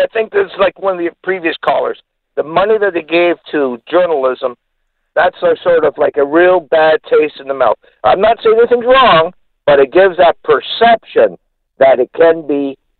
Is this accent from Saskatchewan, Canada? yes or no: no; Ontario, Canada; now in Vancouver, Canada; I live out in Vancouver now, but I'm from Ontario. I'm visiting Hamilton.